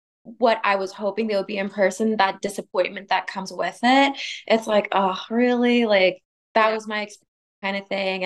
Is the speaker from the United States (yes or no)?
yes; Sacramento, California, United States; moved away as an adult; now in Los Angeles, United States; I'm from Sacramento. So before I moved down